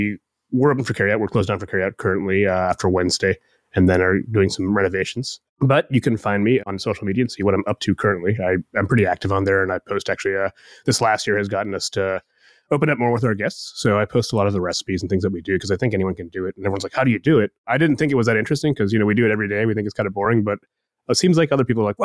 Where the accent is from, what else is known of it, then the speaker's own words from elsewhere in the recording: Columbus, Ohio, United States; My parents are from Bangladesh and I was born in Columbus